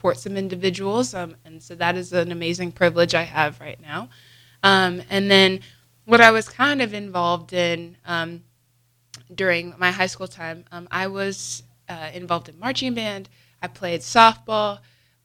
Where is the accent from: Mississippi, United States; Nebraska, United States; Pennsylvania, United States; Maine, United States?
Nebraska, United States; Lincoln; am from Lincoln, born and raised, been here my whole life